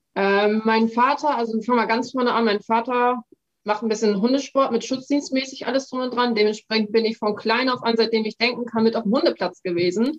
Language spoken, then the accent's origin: German; Emsland, Lower Saxony, Germany; ich komme aus dem Emsland, das ist ein sehr niederwildlastiges Revier.